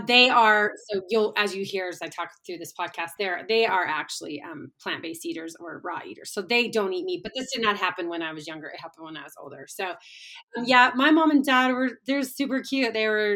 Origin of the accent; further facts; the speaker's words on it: Little Falls, United States; I grew up in Little Falls